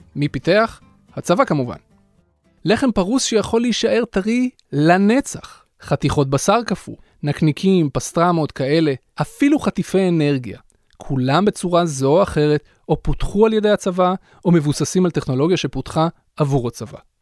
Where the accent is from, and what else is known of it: Israel